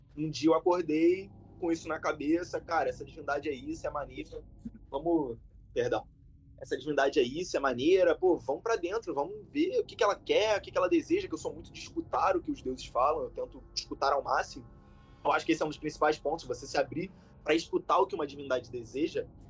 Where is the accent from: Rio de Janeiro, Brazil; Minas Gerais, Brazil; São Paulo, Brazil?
Rio de Janeiro, Brazil; como um bom carioca, mesmo sendo novo